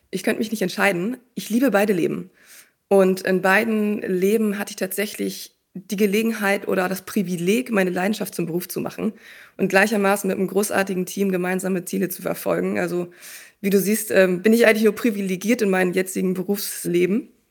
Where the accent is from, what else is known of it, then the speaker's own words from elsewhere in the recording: Schleswig-Holstein, Germany; moved away as an adult; Ich bin damals in Schleswig-Holstein groß geworden